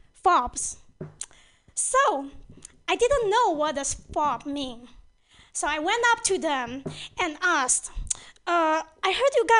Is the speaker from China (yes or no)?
yes; China; moved away; I grew up in China